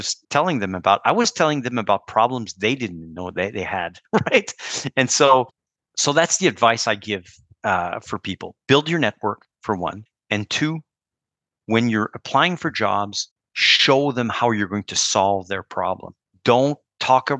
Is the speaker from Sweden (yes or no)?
no; Canada; as a Canadian